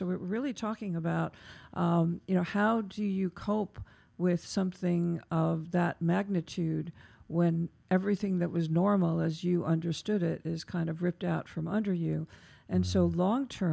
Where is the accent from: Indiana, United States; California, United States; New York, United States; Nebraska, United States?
New York, United States; as a New Yorker